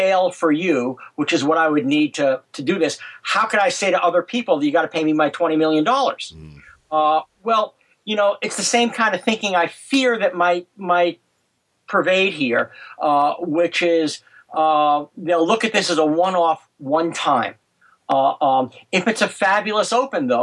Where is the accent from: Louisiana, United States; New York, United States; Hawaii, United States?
New York, United States; all of us kids growing up in New York in the 50s